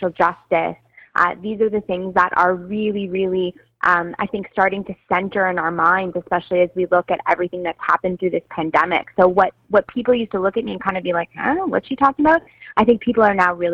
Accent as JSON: {"language": "English", "town": "Toronto", "region": "Ontario", "country": "Canada", "tie": "born or raised there", "said": "I grew up in Toronto"}